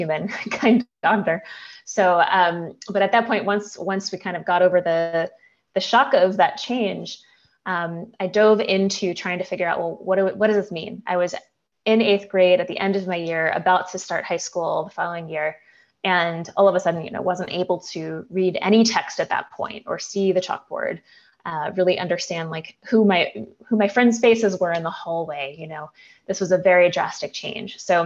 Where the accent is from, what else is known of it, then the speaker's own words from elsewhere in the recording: New Jersey, United States; I grew up in New Jersey